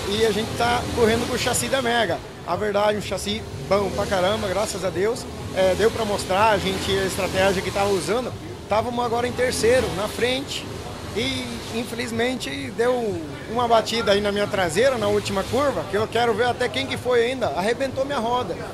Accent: Argentina; Portuguese is a second language; O pessoal do Brasil não vai achar que eu sou argentino não, mas sou argentino, é, tá? Só que a gente tem a metade da família no Brasil, então nascido na Argentina.

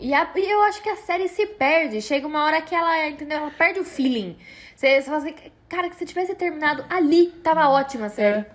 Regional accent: Brazil; Eu sou brasileira

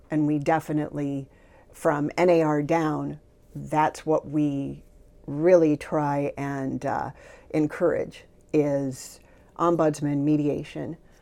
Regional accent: Sylvania, Ohio, United States; moved away as an adult; now in Maui, United States; I grew up, um, in a small suburb outside of Toledo, Ohio, Sylvania, Ohio

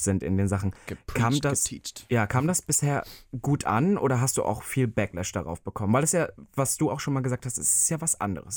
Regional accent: Halle, Saxony-Anhalt, Germany; moved away; in meiner Heimat

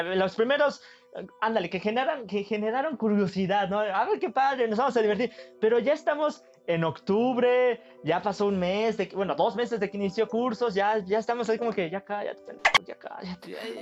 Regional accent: Mexico; somos mexicanos

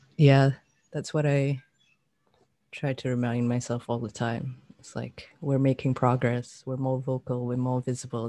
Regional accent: Malaysia; we're Malaysian

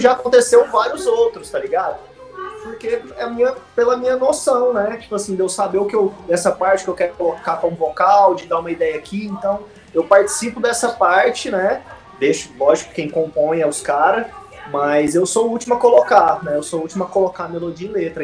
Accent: Goiânia, Goiás, Brazil; Eu, o Lucão, o Potter e o Zex somos de Goiânia

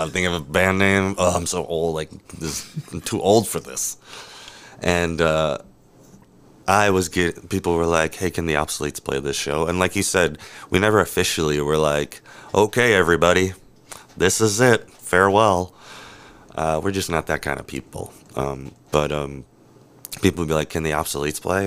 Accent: Wisconsin, United States; I'm from Wisconsin

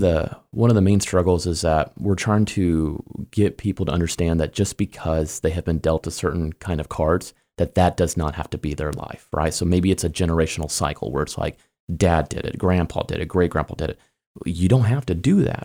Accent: Kansas City, United States; moved away as an adult; also born or lived in Springfield, Missouri / Phoenix / Chicago; now in Kentucky, United States; I'm from Kansas City

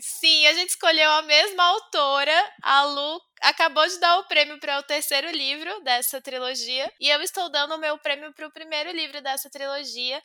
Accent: Bahia, Brazil; eu sou da Bahia

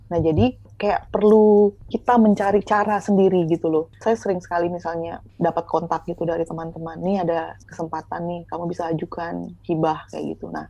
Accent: West Nusa Tenggara, Indonesia; mungkin sudah cukup lebih maju gitu ya daripada di daerah saya di Sumbawa. Dan ketika saya balik kampung lagi

